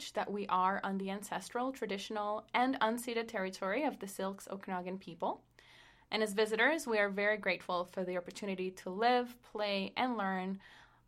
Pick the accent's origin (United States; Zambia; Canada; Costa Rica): Costa Rica; English is a second language; moved away; I'm a third culture kid from Costa Rica, which means that I grew up in a household whose culture was different from Costa Rica